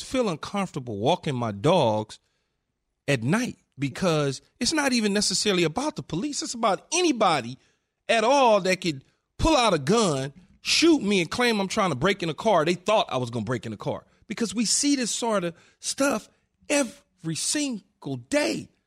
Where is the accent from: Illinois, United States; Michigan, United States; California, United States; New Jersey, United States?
California, United States; Los Angeles; Growing up in South Central L